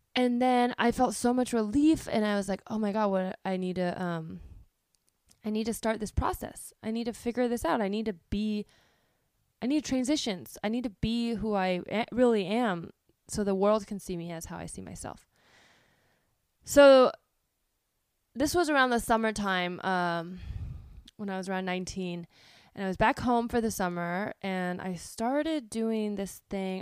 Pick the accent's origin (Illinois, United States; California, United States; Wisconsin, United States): California, United States; Palo Alto; I grew up in Palo Alto, which is, um, a town in the Bay Area